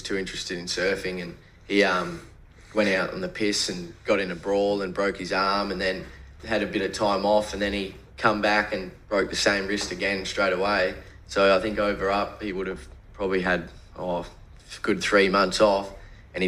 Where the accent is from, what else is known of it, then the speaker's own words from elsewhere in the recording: Gold Coast, Queensland, Australia; I was born in Southport Hospital